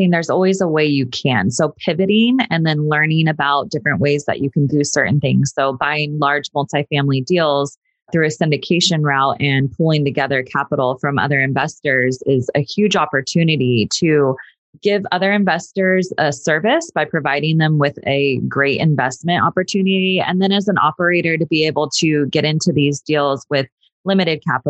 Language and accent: English; Sacramento, California, United States; moved away as an adult; now in Los Angeles, United States; I grew up in Sacramento, went to Sacramento State